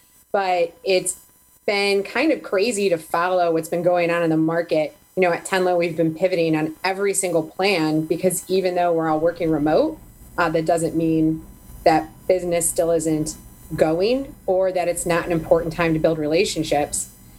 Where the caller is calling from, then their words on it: Rocky River, Ohio, United States; today I'm calling in from my home in Rocky River, Ohio, just outside of Cleveland.